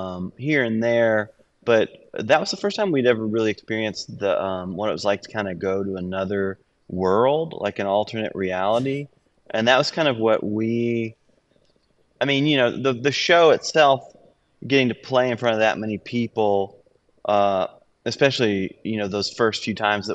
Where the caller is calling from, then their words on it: Antwerp, Flanders, Belgium; I'm in Belgium, Antwerp.